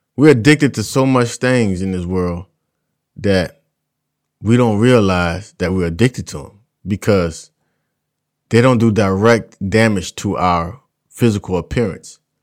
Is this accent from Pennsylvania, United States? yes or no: no; South Louisiana, United States; I'm from South Louisiana. In my community alone, there are three plantations